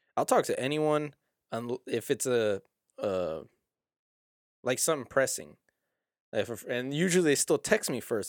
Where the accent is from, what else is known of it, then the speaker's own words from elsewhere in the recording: South Houston, Texas, United States; I'm actually from South Houston.